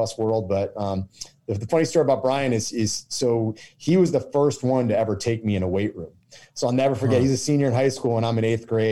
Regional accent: Kennebunk, Maine, United States; I'm from Kennebunk, Maine, basically southern Maine.

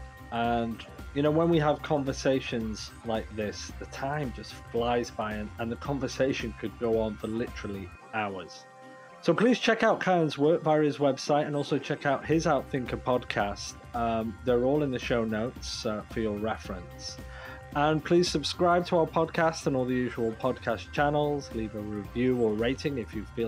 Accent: United Kingdom; moved away; also born or lived in Canada; I'm British originally

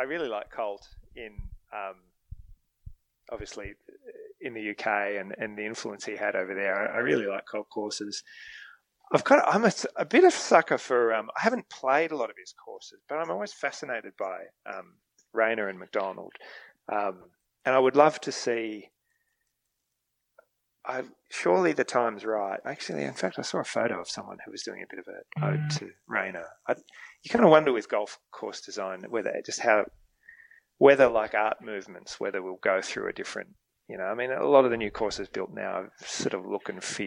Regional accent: Australia; as an Australian

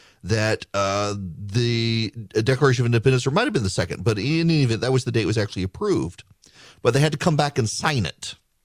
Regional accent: Louisiana, United States; also born or lived in Dubai; now in Georgia, United States; growing up in Louisiana, we come home during the summer from Dubai, and shooting fireworks in Louisiana is perfectly legal. And then I moved to Georgia, and it was not.

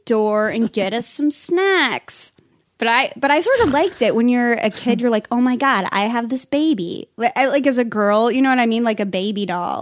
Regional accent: Pueblo, Colorado, United States; I grew up in Pueblo, Colorado, which is about an hour and a half

